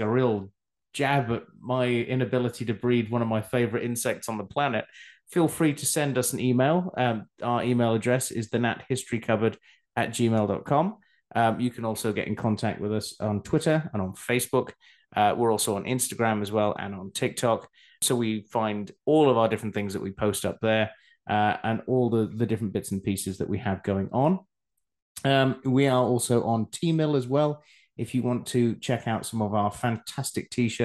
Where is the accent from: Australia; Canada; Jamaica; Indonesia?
Australia; also born or lived in Scotland; now in England, United Kingdom; I then moved to Australia, where I spent a good part of my life growing up